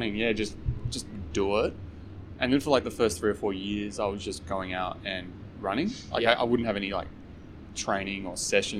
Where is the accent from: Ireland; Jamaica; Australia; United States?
Australia; Adelaide, South Australia; moved away as an adult; now in Sydney, Australia; I'm originally from Adelaide